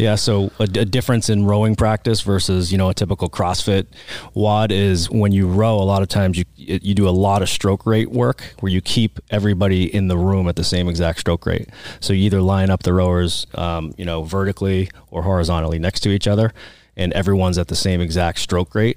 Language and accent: English; Oxford, Massachusetts, United States; accent: Boston; now in Arizona, United States; I'm from the Boston area.